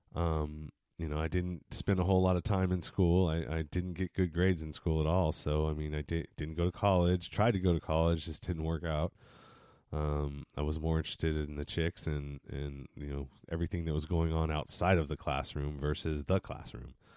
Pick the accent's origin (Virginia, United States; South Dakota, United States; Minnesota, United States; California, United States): California, United States; East Bay, San Francisco Bay Area; I was born and raised in San Francis, not San Francisco, but the Bay Area, San Francisco Bay Area, in the east part of the Bay